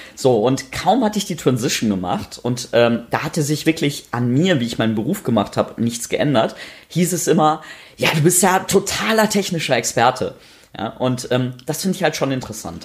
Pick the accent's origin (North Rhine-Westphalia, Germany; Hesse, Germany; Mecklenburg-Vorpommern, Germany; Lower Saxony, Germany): North Rhine-Westphalia, Germany; ich bin in Nordrhein-Westfalen aufgewachsen, irgendwo auf dem Land